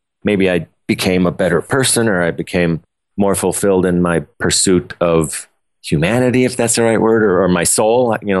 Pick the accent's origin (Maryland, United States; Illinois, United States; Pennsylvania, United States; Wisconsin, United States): Illinois, United States; Chicago; moved away as an adult; also born or lived in Dallas; now in St. Paul, United States; I live here in St. Paul, Minnesota, and I'm from Chicago. I moved up here in 1990